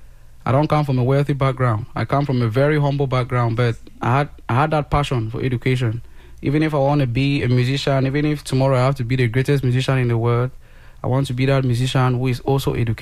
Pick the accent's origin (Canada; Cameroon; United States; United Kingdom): Cameroon; the English zone, Anglophone Cameroon; I grew up in the English zone, studied all along in English